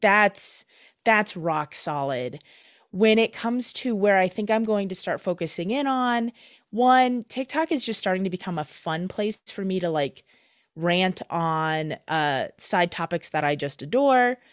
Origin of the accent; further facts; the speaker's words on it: Michigan, United States; also born or lived in Minnesota; now in Twin Cities, Minnesota, United States; growing up in Michigan, now living in Minnesota